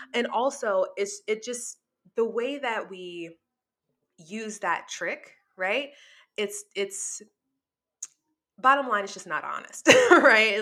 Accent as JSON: {"language": "English", "town": "New Orleans", "region": "Louisiana", "country": "United States", "moved": "yes", "said": "I'm from New Orleans, so, you know, casinos are, like, part of our life down there"}